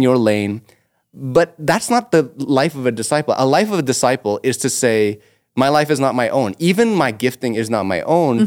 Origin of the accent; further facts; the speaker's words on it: Toronto, Ontario, Canada; also born or lived in Etobicoke; I'm born and raised in North York